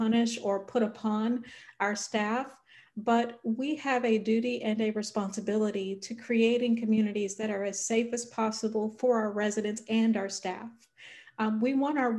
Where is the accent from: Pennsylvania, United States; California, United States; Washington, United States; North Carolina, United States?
North Carolina, United States; I'm originally from North Carolina